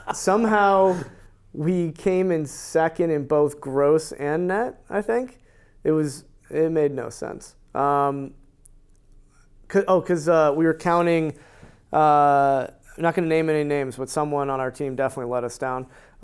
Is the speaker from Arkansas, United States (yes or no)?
no; Connecticut, United States; I'm not from New Jersey. I'm a Connecticut guy.